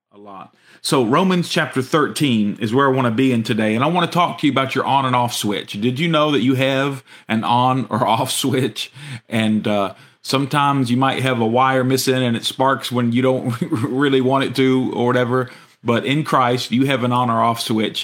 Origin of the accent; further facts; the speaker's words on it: United States; our American citizenship